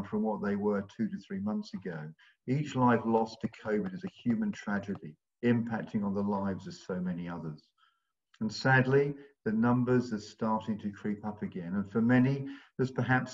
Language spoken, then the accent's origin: English; London, United Kingdom; moved away as an adult; also born or lived in Bristol; now in Long Ashton, United Kingdom; We're originally from London, but we've moved to Bristol about 40 years ago